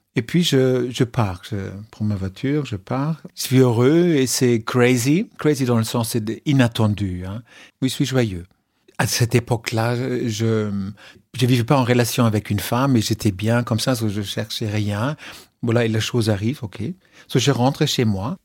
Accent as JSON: {"language": "French", "country": "Germany", "said": "je suis allemand"}